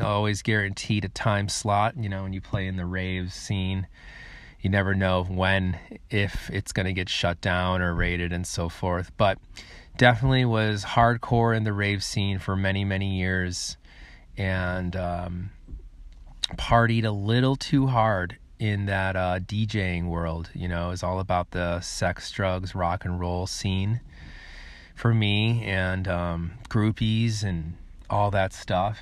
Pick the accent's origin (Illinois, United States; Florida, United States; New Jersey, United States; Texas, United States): Illinois, United States; Chicago; also born or lived in San Francisco, California / New Zealand; I come from Chicago, Illinois. That is where I was born and raised